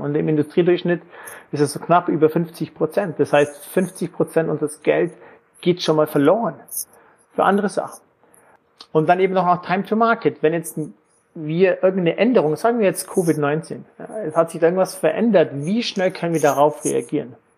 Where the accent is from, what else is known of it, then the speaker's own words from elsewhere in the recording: Lake Constance area, Germany; moved away as an adult; also born or lived in Frankfurt / Erlangen / England / New York; Ich komme ursprünglich ähm, aus Deutschland, Bodensee-Ecke